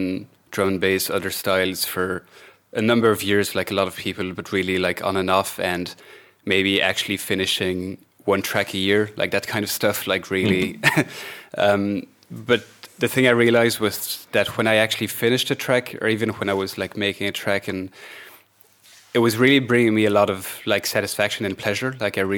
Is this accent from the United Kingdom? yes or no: no; Belgium; now in Ireland; I'm from Belgium, but I live in Ireland at the moment.